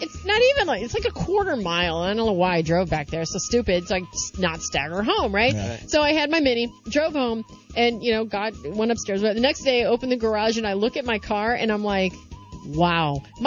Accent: St. Louis, Missouri, United States; moved away; also born or lived in San Francisco / Oakland; I'm originally from St. Louis.

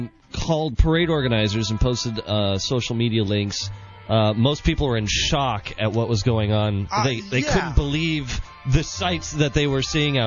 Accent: San Francisco, California, United States; I'm from San Francisco. We just have a clearer way of speaking than others.

